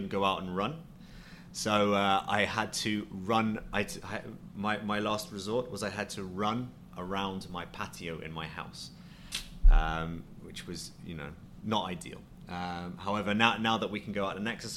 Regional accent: Twickenham, London, United Kingdom; also born or lived in Plymouth / Colorado; I'm from London, but more specifically, I'm from a suburb on the outskirts of London called Twickenham.

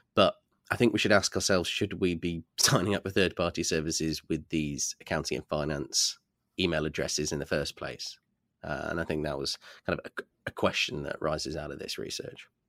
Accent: United Kingdom; I'm just a Brit

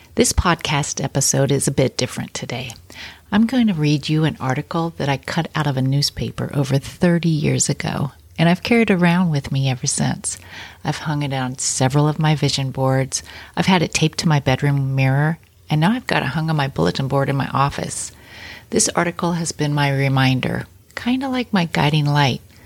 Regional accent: Kansas, United States; I grew up in Kansas in a really small town

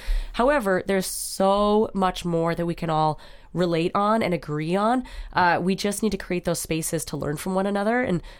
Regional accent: North Dakota, United States; I'm from North Dakota, you're from Minnesota.

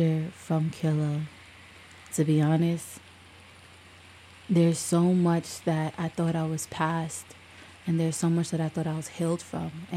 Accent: New York City, New York, United States; I might not have been raised in the hood, but I'm from Brooklyn

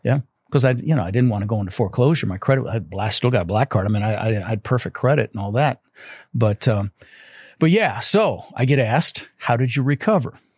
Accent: Denver, Colorado, United States; also born or lived in Netherlands; I was born in the Netherlands, you know, wooden shoes and windmills, and, uh, immigrated when I was six years old with my brother Albert, my mother's Vancha. Uh, we ended up in Denver, Colorado

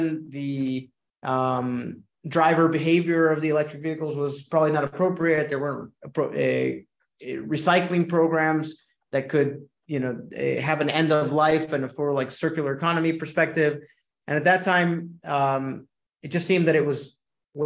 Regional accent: Caracas, Capital District, Venezuela; moved away; I'm originally from Caracas, Venezuela. So I'm naturally bilingual and bicultural

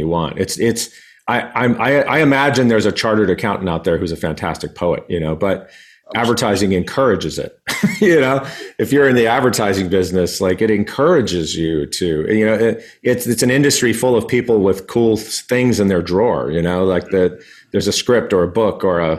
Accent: El Paso, Texas, United States; I grew up in El Paso, Texas

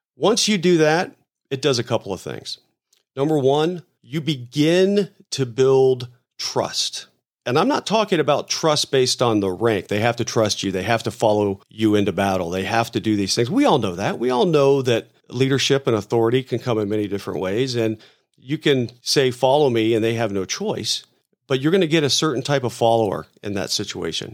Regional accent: Tampa, Florida, United States; I grew up in Tampa

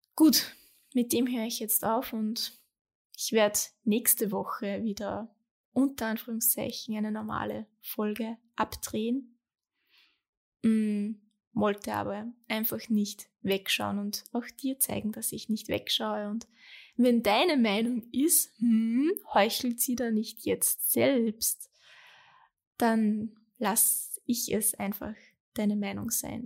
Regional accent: Austria; bei uns in Österreich

